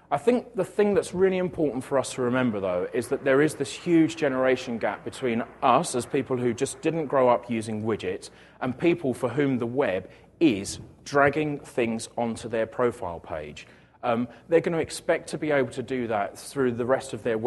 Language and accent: English; United Kingdom; I'm British